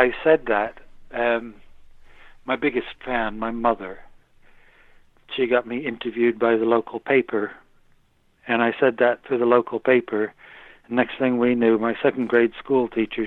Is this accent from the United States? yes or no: yes; United States; accent: American; moved away as an adult; also born or lived in Britain; now in United Kingdom; I was brought up in America, but I've now lived nearly 40 years in Britain